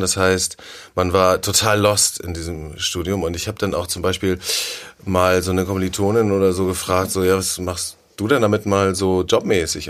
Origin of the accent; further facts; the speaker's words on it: Sylt, Schleswig-Holstein, Germany; moved away as an adult; now in Hamburg, Germany; ich bin auf Sylt aufgewachsen